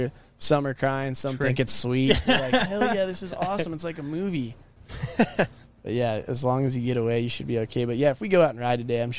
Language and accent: English; Escondido, California, United States; especially in my hometown here, Escondido